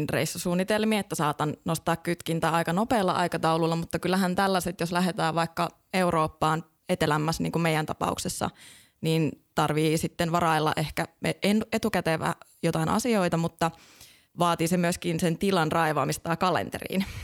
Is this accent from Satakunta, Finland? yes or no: yes; Kankaanpää, Satakunta, Finland; also born or lived in Espoo / Rovaniemi / Lahti / Australia; now in Kotka, Finland; Mä oon Kankaan päästä lähtöisin, pienestä satakuntalaista kaupungista ja, tota, ja sieltä sitten vähän päätynyt erinäköisiin paikkoihin. Lähettiin ensin Espooseen ja sieltä Rovaniemelle ja vähän Lahteen